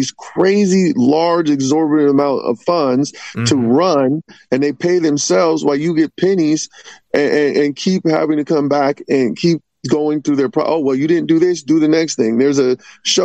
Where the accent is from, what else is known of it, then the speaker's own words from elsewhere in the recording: Vallejo, California, United States; my hometown of Vallejo